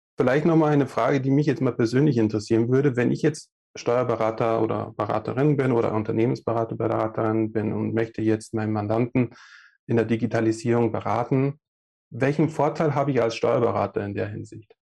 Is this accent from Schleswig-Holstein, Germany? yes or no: no; Passau area, Bavaria, Germany; moved away; komme ursprünglich aus dem süddeutschen Raum, Passau da die Richtung